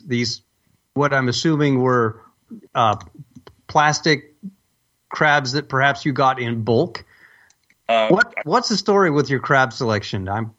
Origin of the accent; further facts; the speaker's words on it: California, United States; this Californian.